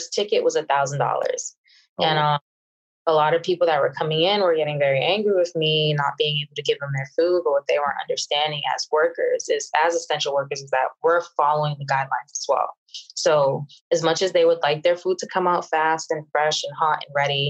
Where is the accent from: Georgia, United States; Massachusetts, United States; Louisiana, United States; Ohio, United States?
Massachusetts, United States; Boston; now in Miami, United States; I'm originally from Boston, Massachusetts